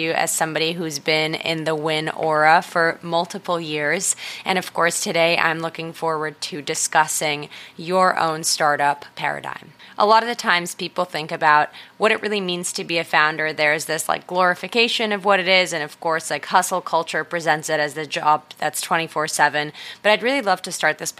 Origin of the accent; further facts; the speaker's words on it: Israel; moved away; someone who was born and raised in Israel